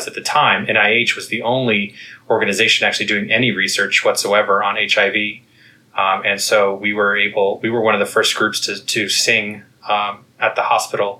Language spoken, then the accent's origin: English; Kansas, United States; moved away as an adult; also born or lived in Texas / Connecticut; now in Washington, D.C., United States; I am originally from the Midwest. I grew up in Kansas